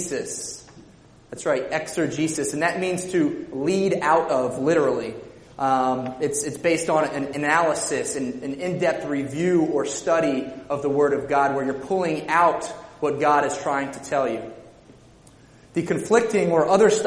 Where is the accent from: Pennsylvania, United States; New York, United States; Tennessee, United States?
Pennsylvania, United States; Lower Nazareth Township; I grew up in Lower Nazareth Township, which is right down the street, not too far